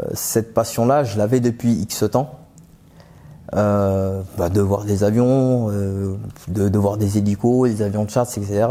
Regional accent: Aubervilliers, Île-de-France, France; also born or lived in Pantin; J'ai grandi à Aubervilliers

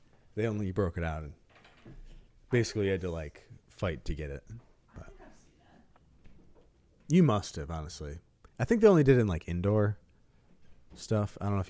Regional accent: Holland, New York, United States; We're from Holland, New

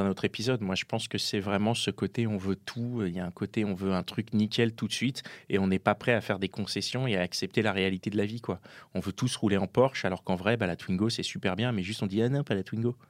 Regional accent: Paris, Île-de-France, France; je suis parisien

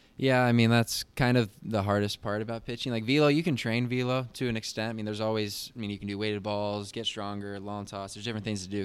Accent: Phoenix, Arizona, United States; also born or lived in Virginia; I'm from Phoenix, Arizona, and twenty-five years old, went to South Mountain Community College

